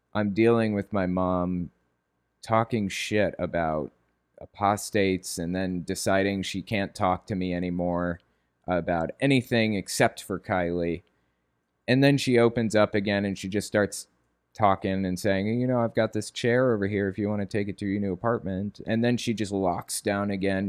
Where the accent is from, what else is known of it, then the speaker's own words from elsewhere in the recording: Connecticut, United States; moved away; also born or lived in West Virginia; I grew up in the Northeast, like, in Connecticut.